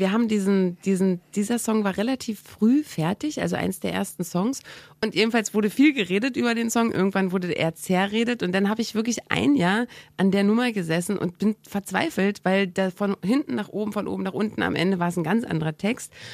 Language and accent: German; East Germany, Germany; moved away; ich bin ja aus dem Osten abgehauen und ähm, das habe ich zusammen gemacht mit meiner besten Freundin, die ich wirklich von der ersten Klasse an hatte